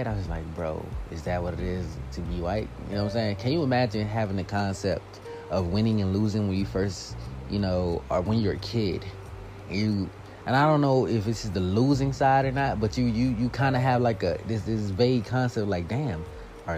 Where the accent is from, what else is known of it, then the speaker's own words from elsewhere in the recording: United States; I'm from here. I was born here.